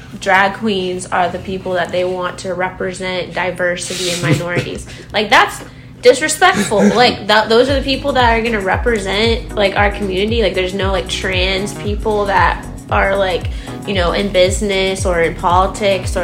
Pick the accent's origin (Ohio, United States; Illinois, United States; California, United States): Ohio, United States; I'm from Ohio